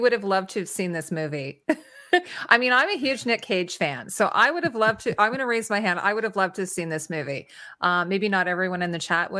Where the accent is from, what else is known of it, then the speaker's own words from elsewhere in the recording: Toronto, Ontario, Canada; I'm from Toronto